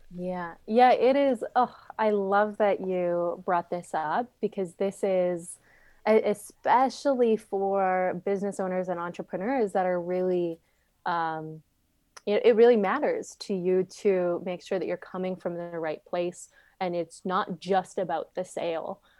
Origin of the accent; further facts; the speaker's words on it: Saskatchewan, Canada; moved away as an adult; also born or lived in Arizona; the town that I grew up in, in Saskatchewan, Canada, it had five hundred people.